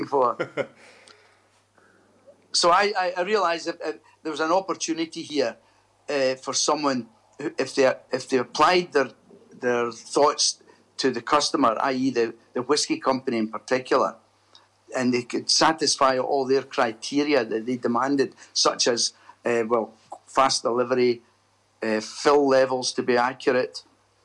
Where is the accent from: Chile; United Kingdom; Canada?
United Kingdom; Airdrie, Scotland; I was born in Airdrie, a town about 10 miles outside Glasgow, and I left Airdrie Academy at 18 in 1965